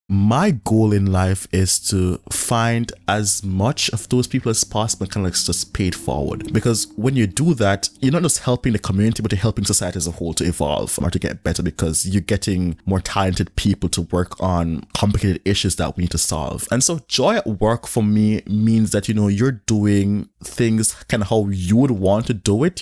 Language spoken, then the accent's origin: English; Jamaica; moved away as an adult; I am from Jamaica